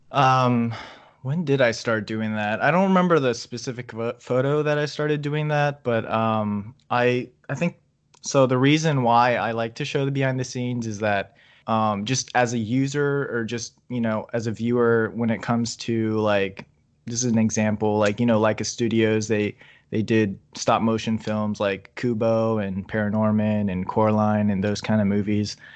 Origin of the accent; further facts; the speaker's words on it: Virginia, United States; I'm from Virginia